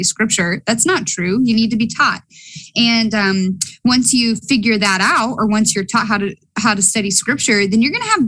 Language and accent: English; Appalachia, United States; accent: Appalachian; I'm speaking Appalachian on you